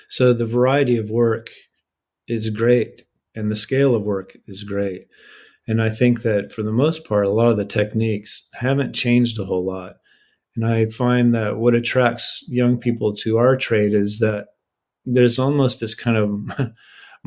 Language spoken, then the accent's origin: English; East Coast, United States; also born or lived in Austin, Texas; now in Savannah, United States; I'm from the East Coast